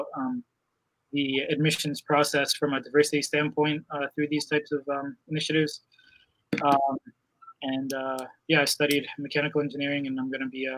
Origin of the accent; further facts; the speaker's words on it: Allentown, Pennsylvania, United States; I grew up in the Allentown, Pennsylvania area